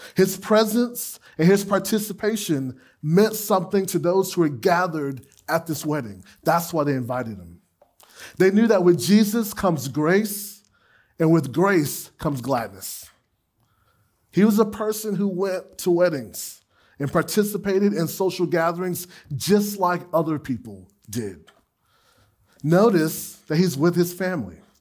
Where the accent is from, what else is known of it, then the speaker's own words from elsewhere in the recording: Gainesville, United States; my hometown on the far east side of Gainesville